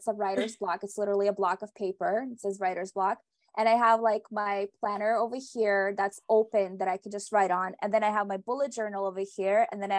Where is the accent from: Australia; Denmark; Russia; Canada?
Russia; moved away; originally I'm from Russia.